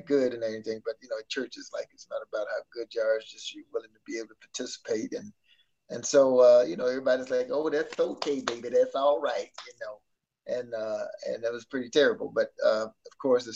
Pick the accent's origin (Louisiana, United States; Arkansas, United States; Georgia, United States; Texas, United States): Arkansas, United States; moved away; I'm back in my hometown, you know, where it all started